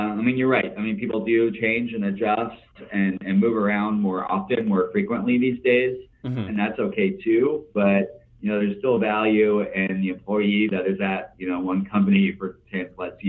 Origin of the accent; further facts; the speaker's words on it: Kansas City, Missouri, United States; also born or lived in New York; I'm working for my hometown team that, you know, I grew up rooting for